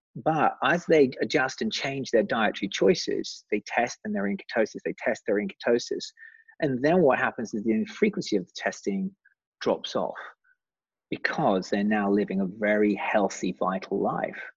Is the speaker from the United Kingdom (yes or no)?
yes; England, United Kingdom; accent: British; being English